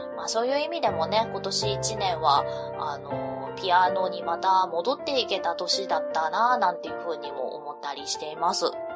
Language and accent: Japanese; Kansai, Japan; moved away as an adult; also born or lived in Fukuoka; now in Kyoto, Japan; 私も主人も関西の出身ではあるんですけれども